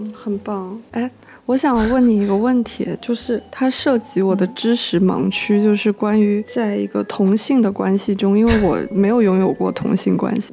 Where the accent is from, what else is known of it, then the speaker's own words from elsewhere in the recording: Guangdong, China; 我是潮汕人嘛，然后潮汕是一个非常的，呃，有一点点迷信， 其实是挺迷信，同时也很比较封建，就是重男轻女的观念非常严重